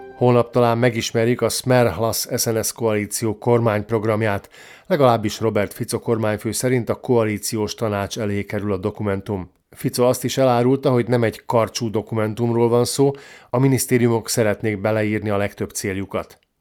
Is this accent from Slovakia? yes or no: yes; Slovakia; szlovákiai magyarként